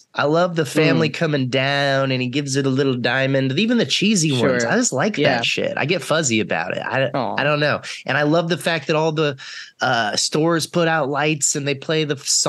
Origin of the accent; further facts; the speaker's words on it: Texas, United States; also born or lived in Winston-Salem, North Carolina; now in California, United States; I'm from Texas, which is a state that is gigantic, and it is like, it is regionally very different.